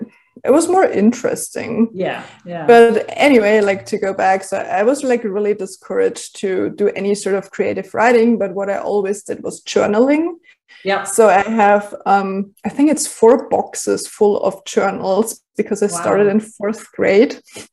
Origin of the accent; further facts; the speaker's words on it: Germany; first language German; English is a second language; when I realized that there was like no resource in Germany at all, like in my native language, I started to basically put everything that I used to put in my journal in a blog.